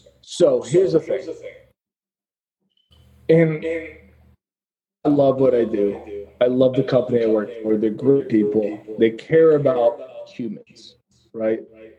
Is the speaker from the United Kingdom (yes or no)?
no; the South, United States; I'm from the South, you know. We were taught from a young age, like, be ruthless.